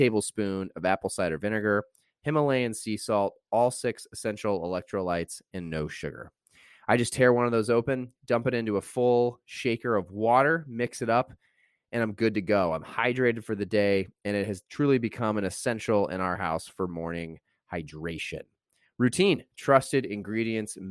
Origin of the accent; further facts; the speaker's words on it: Indiana, United States; moved away; I was from Indiana